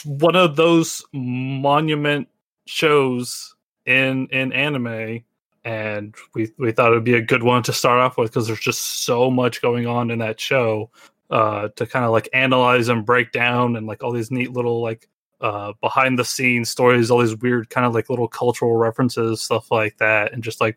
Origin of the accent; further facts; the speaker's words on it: the South, United States; where I grew up in the South